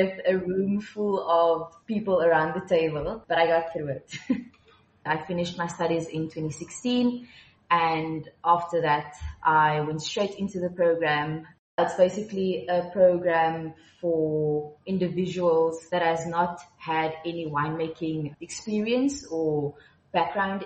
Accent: Malmesbury, Western Cape, South Africa; I grew up in Malmesbury in the Swartland, so surrounded by vineyards my whole life

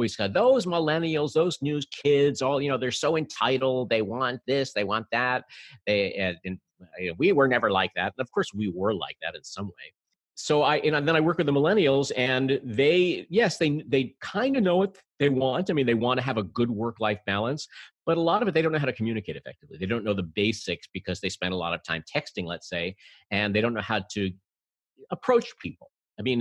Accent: New York City, New York, United States; I'm a native New Yorker.

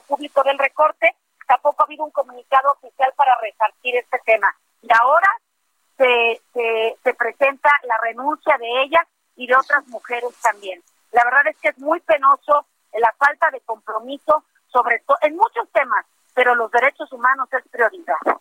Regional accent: Acayucan, Veracruz, Mexico; en Acayuca, en Veracruz, acá en mi tierra

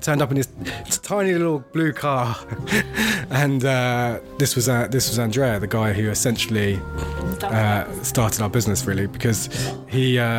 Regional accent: Paris, Île-de-France, France; moved away; I grew up in Paris

